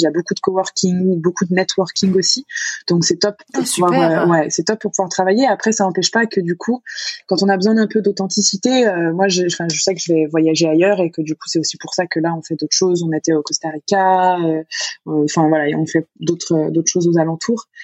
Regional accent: France; moved away as an adult; j'ai pu quitter la France, euh, partir voyager. Donc, c'est pour ça qu'aujourd'hui, je suis nomade. Donc, Donc, je suis partie de France

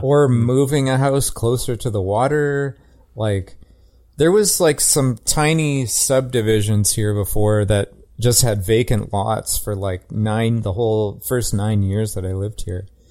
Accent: Calgary, Alberta, Canada; I'm from, I grew up in Calgary

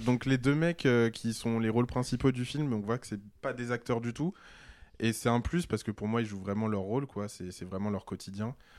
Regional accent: Paris, Île-de-France, France; je suis parisien

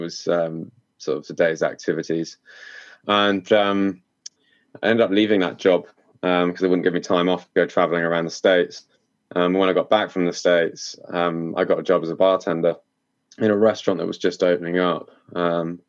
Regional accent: Cornwall, South West England, United Kingdom; I'm from Cornwall in the southwest of the UK, and it's a big tourist hotspot. So growing up here

